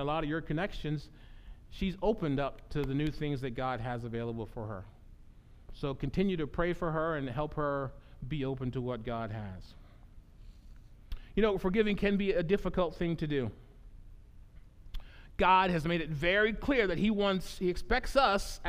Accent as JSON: {"language": "English", "country": "United States", "tie": "born or raised there", "said": "the house that I grew up"}